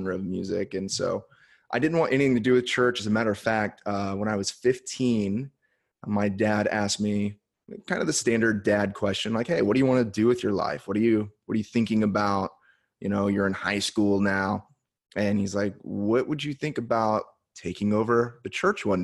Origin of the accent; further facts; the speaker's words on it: Indianapolis, Indiana, United States; moved away as an adult; also born or lived in Miami, Florida / San Diego, California; now in Oceanside, United States; I was born in Miami, and then when I was young, we moved to Indianapolis